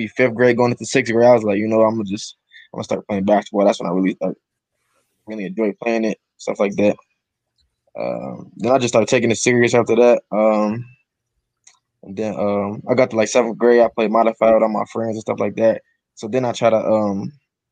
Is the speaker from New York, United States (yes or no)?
yes; Buffalo, New York, United States; I grew up in Buffalo